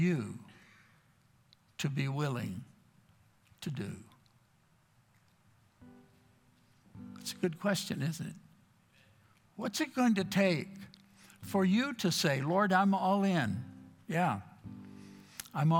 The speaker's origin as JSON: {"language": "English", "region": "Texas", "country": "United States", "tie": "born or raised there", "also_born_or_lived": "Florida", "moved": "as an adult", "said": "I grew up in Texas"}